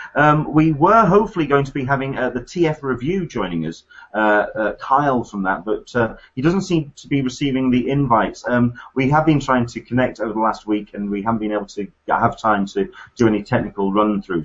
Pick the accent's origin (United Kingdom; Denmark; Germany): United Kingdom; as a Brit